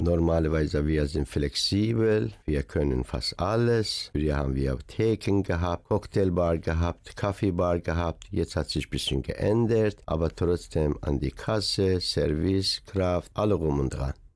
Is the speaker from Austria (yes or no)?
no; Iran; German is a second language; moved away as an adult; now in Dortmund, Germany; Man fühlt sich immer als Iraner, weil ich da geboren bin